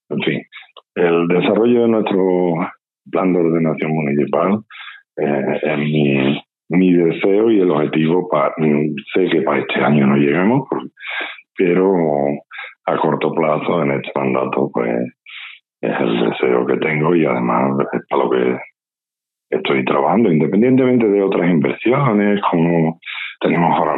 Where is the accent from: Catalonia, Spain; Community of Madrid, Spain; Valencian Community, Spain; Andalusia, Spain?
Andalusia, Spain; Lantejuela